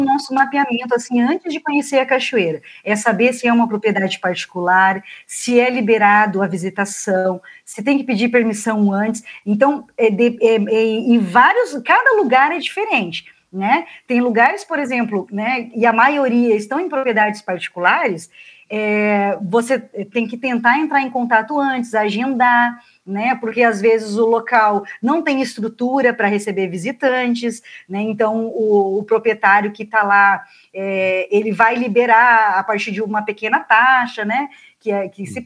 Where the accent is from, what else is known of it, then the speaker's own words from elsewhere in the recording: Paraná, Brazil; sou paranaense, na verdade, né? Minha família é do Paraná